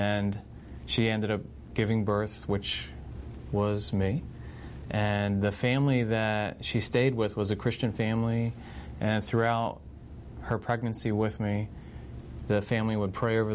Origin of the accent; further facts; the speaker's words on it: Vineland, New Jersey, United States; also born or lived in Virginia / Philadelphia; I'm originally from Vineland, and born and raised in Vineland